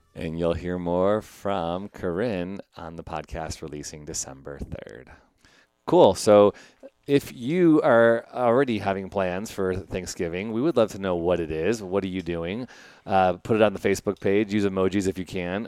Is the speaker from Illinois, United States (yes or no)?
yes; Chicago, Illinois, United States; my hometown of Chicago